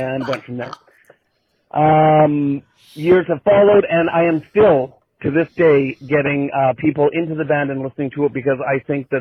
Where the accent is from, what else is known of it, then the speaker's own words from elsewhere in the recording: Surrey, British Columbia, Canada; I grew up in Surrey, British Columbia